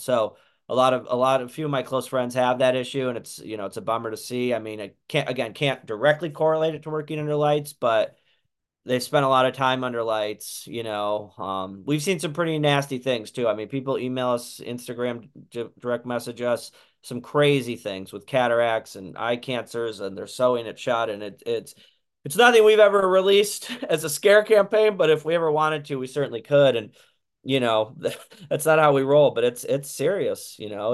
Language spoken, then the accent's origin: English; Santa Cruz, California, United States; we're from Santa Cruz, California